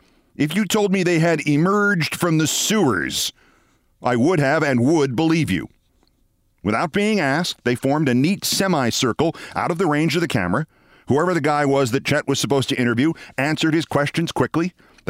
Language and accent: English; Amsterdam, New York, United States; But me, I'm just … from Amsterdam, New York, and I worked damn hard to get here